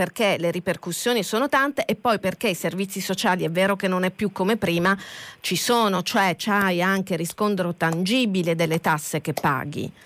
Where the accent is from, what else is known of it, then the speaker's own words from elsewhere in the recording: Catania, Sicily, Italy; lo dico da catanese